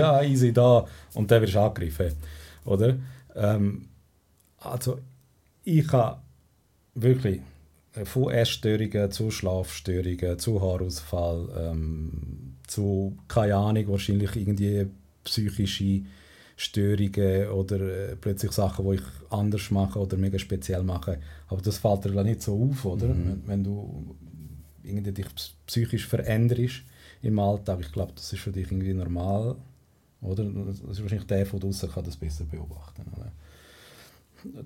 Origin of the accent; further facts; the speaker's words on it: Spain; now in Switzerland; bei uns in Spanien